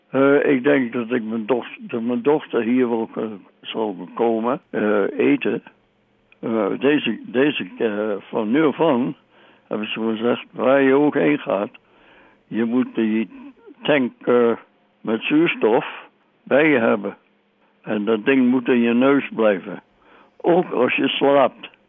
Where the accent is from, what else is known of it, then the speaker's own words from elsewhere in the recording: Indonesia; born there; voelde geen donder voor om nog eens een keertje in gevechten te raken in Nederlands-Indië, in een land waar ik geboren ben, tegen mensen waar ik niks tegen heb.